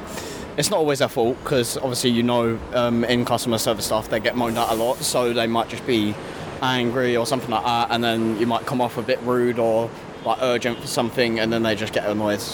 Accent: Essex, East of England, United Kingdom; I'm from Essex.

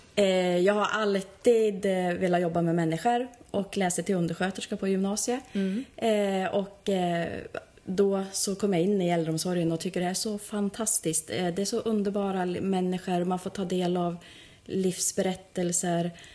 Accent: Bjuråker, Gävleborg County, Sweden; jag är ju själv från Bjuråker

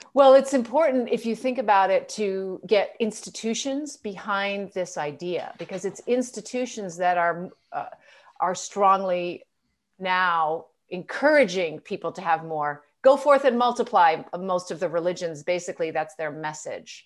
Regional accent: United States; I, as an American

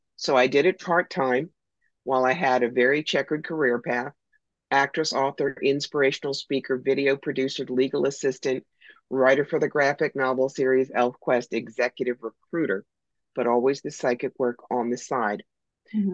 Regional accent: United States; I'm American

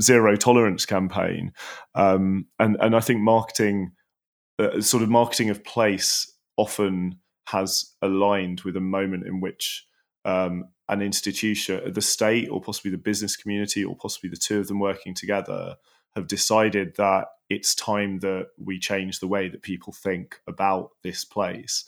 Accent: London, United Kingdom; where I grew up in Tooting

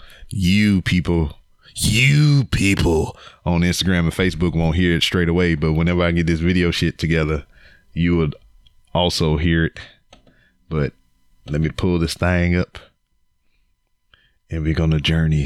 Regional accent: Louisiana, United States; they got family from Louisiana. I'm from Louisiana

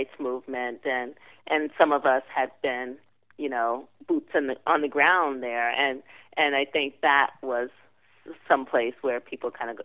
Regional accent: New York City, New York, United States; also born or lived in the South (US); I'm a New Yorker to the bone

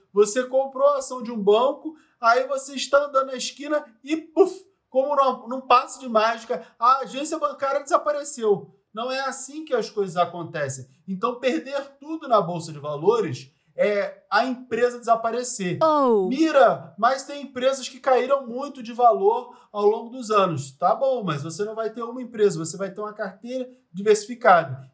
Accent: Rio de Janeiro, Brazil; Eu nasci num lugar muito pobre no Rio de Janeiro

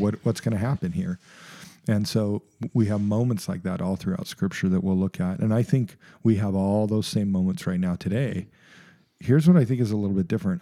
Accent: United States; as an American culture

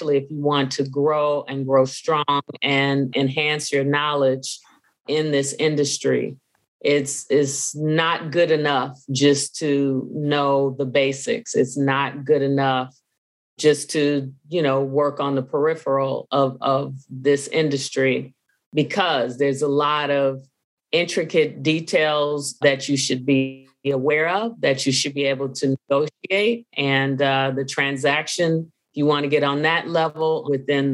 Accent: Chicago, Illinois, United States; moved away as an adult; now in Atlanta, United States; I'm originally from Chicago, born and raised in Chicago

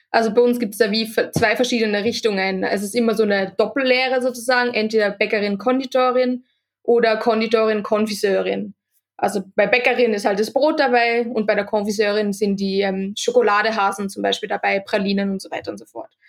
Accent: Austria; now in Switzerland; ich bin von Österreich äh, in die Schweiz gezogen

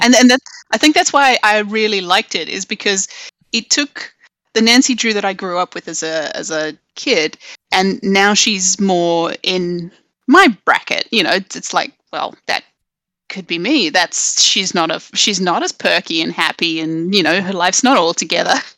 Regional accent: South Africa; I grew up in South Africa, so there was, uh, on a farm in the middle of nowhere

